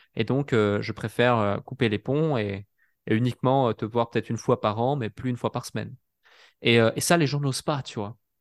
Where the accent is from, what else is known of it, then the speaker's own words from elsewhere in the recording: Switzerland; je suis suisse